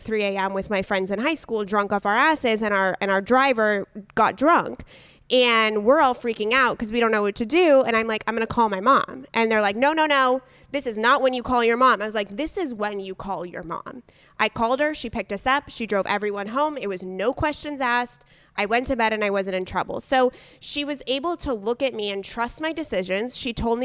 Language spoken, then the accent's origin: English; San Diego, California, United States; I'm in San Diego. She's in LA, but we grew up in San Diego together